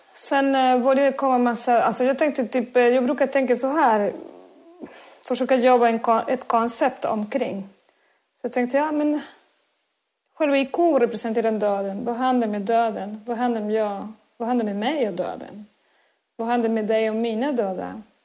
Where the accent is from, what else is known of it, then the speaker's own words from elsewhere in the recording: Córdoba, Argentina; Swedish is a second language; moved away as an adult; now in Sweden; född och uppväxt i Argentinas södra, i Córdoba, min mm. stad där jag kommer ifrån